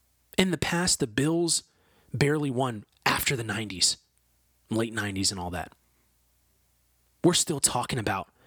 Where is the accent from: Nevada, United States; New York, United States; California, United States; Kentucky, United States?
New York, United States; Kenmore; I'm from Buffalo. I'm from Kenmore.